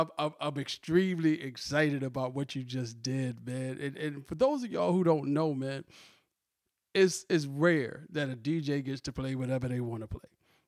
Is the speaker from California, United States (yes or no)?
no; Virginia, United States; Shout out to Virginia, my hometown.